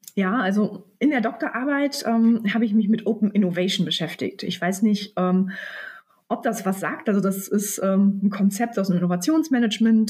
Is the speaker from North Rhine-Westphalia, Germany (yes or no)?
yes; near Münster, North Rhine-Westphalia, Germany; also born or lived in London; ich komme tatsächlich aus der Nähe von Münster, also ähm, aus dem Kreis Großfeld, also ein Stück weg, so 20 Minuten von Münster.